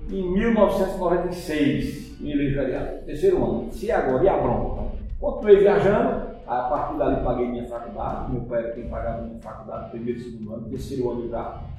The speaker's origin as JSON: {"language": "Portuguese", "town": "Arcoverde", "region": "Pernambuco", "country": "Brazil", "tie": "born or raised there", "said": "eu sou filho natural de Arco Verde, nasci em Arco Verde, meu pai é contabilista, minha mãe dona em casa, sou uma família de mais três irmãos e fiz o meu colegial aqui em Arco Verde"}